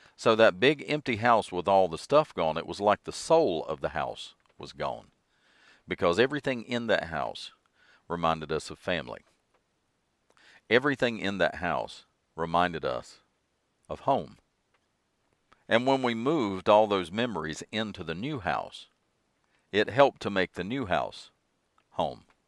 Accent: western Piedmont of North Carolina, United States; Well, I grew up in North Carolina, so North Carolina will always be home to me, specifically the western Piedmont of North Carolina

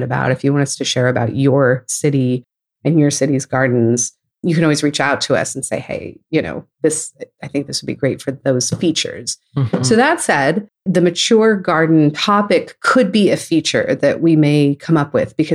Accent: California, United States; also born or lived in New York region; now in Houston, United States; I'm from California

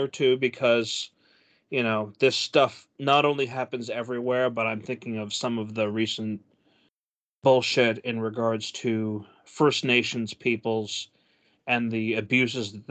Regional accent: United States; I am an American

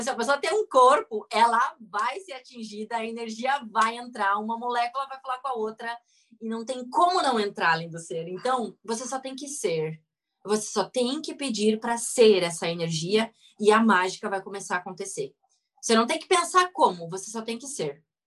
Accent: Rio Grande do Sul, Brazil; eu sou gaúcha, nascida no Rio Grande do Sul

